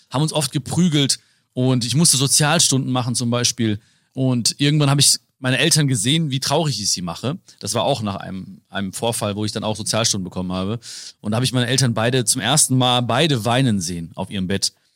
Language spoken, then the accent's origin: German; Hagen, North Rhine-Westphalia, Germany; Leute denken immer, ich komme aus, aus Hamburg, Berlin, München oder so, ne? Köln, schlimmstenfalls denken die, ne? Dann sage ich so, äh, nee, Hagen